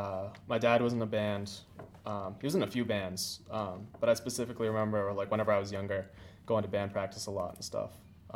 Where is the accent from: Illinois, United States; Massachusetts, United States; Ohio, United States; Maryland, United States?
Massachusetts, United States; Bridgewater; also born or lived in Taunton; I got born in Taunton and then raised in Bridgewater.